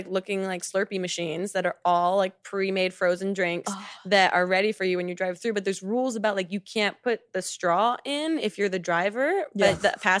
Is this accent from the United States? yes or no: yes; East Coast, United States; moved away; we're from the East Coast